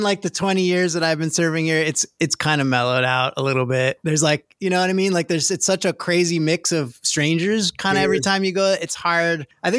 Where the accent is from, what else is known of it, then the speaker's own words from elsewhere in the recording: New York, United States; now in Hawaii, United States; I grew up in New York